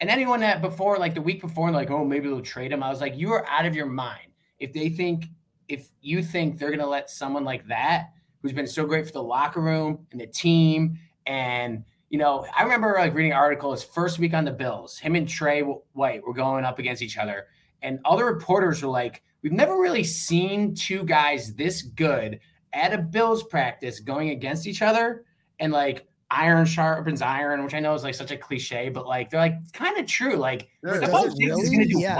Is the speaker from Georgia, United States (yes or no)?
no; Rochester, New York, United States; accent: Western New York; now in Atlanta, United States; I'm from Rochester